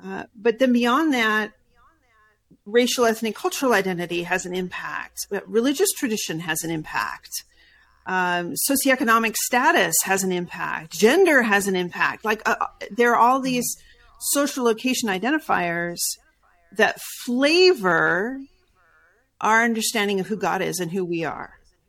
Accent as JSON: {"language": "English", "region": "California", "country": "United States", "tie": "born or raised there", "also_born_or_lived": "Brazil / South Carolina", "said": "because I was born in South Carolina, grew up in Brazil, then in Southern California."}